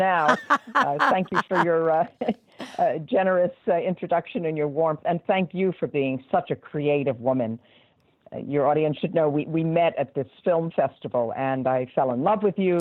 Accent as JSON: {"language": "English", "town": "New York City", "region": "New York", "country": "United States", "tie": "born or raised there", "also_born_or_lived": "North Shore of Long Island, New York / Chicago", "said": "I grew up in Brooklyn and then moved to the North Shore of Long Island"}